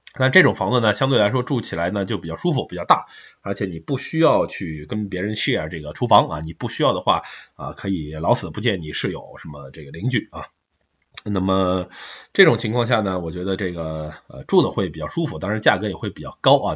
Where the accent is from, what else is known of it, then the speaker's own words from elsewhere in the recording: China; 我们中国人